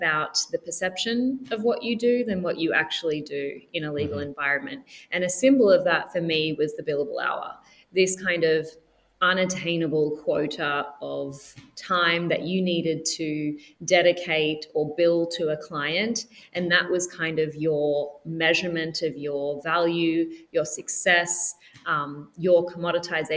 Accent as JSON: {"language": "English", "country": "Australia", "moved": "yes", "said": "I'm Australian"}